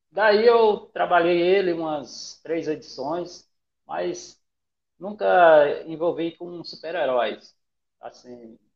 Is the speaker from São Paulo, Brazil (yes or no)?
no; Rondon do Pará, Pará, Brazil; also born or lived in Bahia; E aí eu, eu sou um baiano, né, nasci na Bahia, vim para cá é, com três meses de nascido, e estou aqui